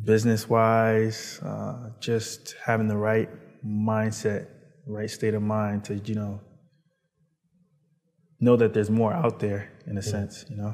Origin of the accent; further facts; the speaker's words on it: Baltimore, Maryland, United States; also born or lived in New York / Virginia; Well, I lived in, I was born in New York, sorry. And then I traveled after 4 to Baltimore. It was rough in New York and it was rough in Baltimore. Decided to move from Baltimore to Virginia, then Maryland, and then Virginia.